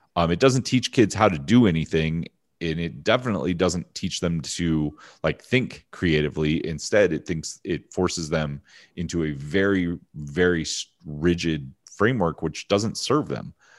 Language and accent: English; Pennsylvania, United States; also born or lived in Hershey, Pennsylvania / Philadelphia / Harrisburg / Findlay, Ohio; small town Pennsylvania. Uh, originally born in Hershey